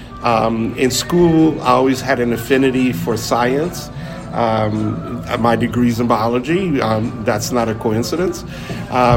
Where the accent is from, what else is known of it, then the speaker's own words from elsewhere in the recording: Brownsville, Texas, United States; I wasn't born in Brownsville, Texas, but I grew up in Brownsville